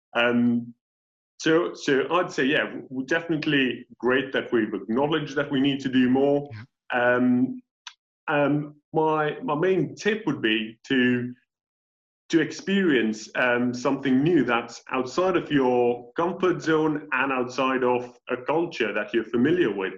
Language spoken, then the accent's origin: English; India; first language English; moved away as an adult; now in United Kingdom; in my own country of India